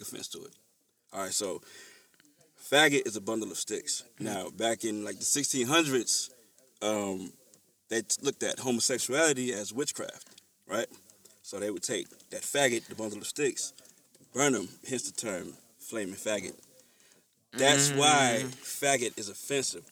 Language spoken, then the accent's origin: English; the South, United States; I was raised in the South